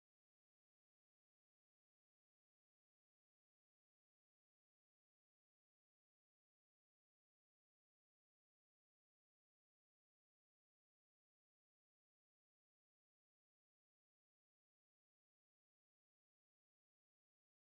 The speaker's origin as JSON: {"language": "English", "town": "Elizabethtown", "region": "Pennsylvania", "country": "United States", "tie": "born or raised there", "said": "the little church down the street in my hometown"}